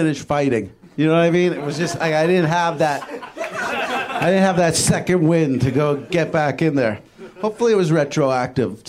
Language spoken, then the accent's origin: English; New Jersey, United States; now in Los Angeles, United States; I'm originally from New Jersey. I'm out in L.A. doing stand-up comedy